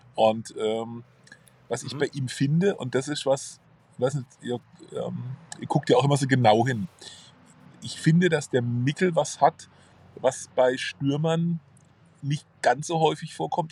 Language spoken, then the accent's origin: German; Karlsruhe, Baden-Württemberg, Germany; Mühlburg, das ist meine Heimat. Äh, das ist auch übrigens eine Heimat des KSC. Äh, da verbinde ich ganz viel mit, auch ja. familiär, da bin ich groß geworden